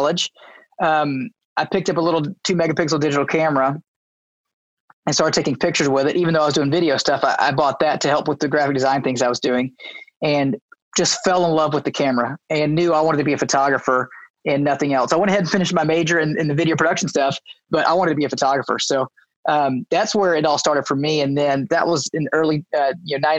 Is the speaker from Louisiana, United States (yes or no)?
yes; Baton Rouge, Louisiana, United States; moved away as an adult; also born or lived in Tulsa, Oklahoma; now in Bixby, United States; I was born and raised in Baton Rouge, Louisiana.